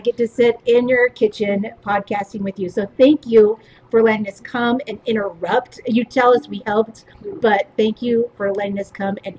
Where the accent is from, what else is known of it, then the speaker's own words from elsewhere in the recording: Kirkland, Washington, United States; I was raised in Kirkland